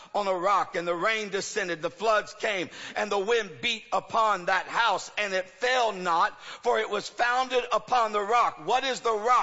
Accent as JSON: {"language": "English", "country": "United States", "said": "I'm an American"}